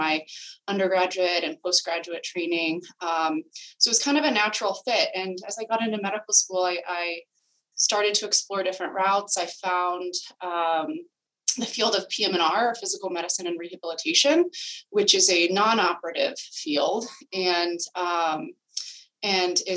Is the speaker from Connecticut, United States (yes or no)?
no; California, United States; moved away as an adult; now in Boston, United States; I'm originally from California, both my husband